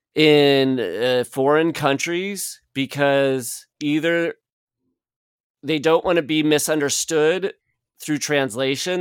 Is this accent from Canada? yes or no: no; Midwest, United States; moved away; growing up in the Midwest